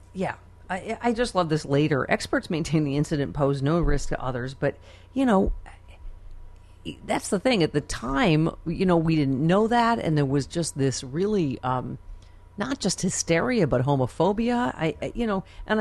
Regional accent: Buffalo, New York, United States; I'm from Buffalo

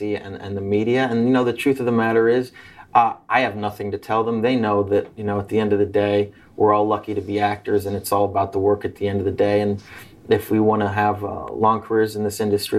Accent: Los Angeles, California, United States; I grew up in Hollywood

